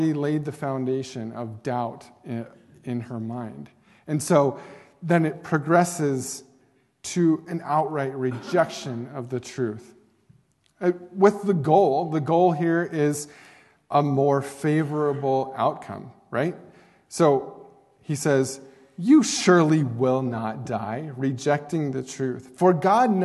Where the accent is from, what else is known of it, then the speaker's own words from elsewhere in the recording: Oregon, United States; now in Douglas, Wyoming, United States; Oregon, because that is my home state